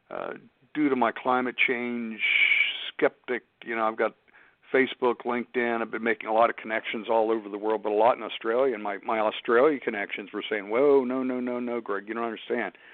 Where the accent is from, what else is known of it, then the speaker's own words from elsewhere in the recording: Pittsburgh, Pennsylvania, United States; That's that's my hometown, yeah.